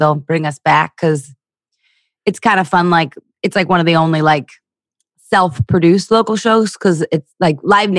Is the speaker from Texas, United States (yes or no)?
no; Philadelphia, Pennsylvania, United States; moved away as an adult; also born or lived in Los Angeles / New York; I'm from Philly